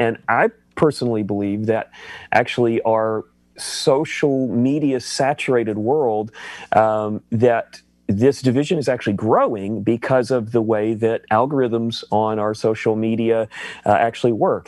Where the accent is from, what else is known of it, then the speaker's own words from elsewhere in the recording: the Bible Belt, United States; I grew up in the Bible Belt